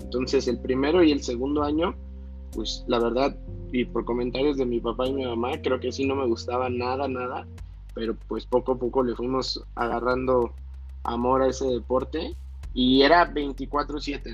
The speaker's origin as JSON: {"language": "Spanish", "town": "Torreón", "region": "Coahuila", "country": "Mexico", "tie": "born or raised there", "said": "vivimos y nacimos ahí"}